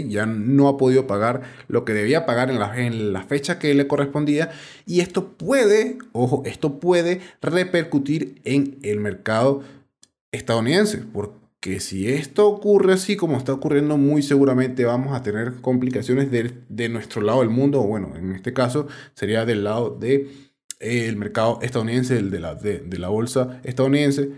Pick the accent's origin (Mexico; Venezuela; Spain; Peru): Venezuela; now in Colombia; yo estoy en Colombia y tengo algunos documentos vencidos, en el caso porque soy venezolano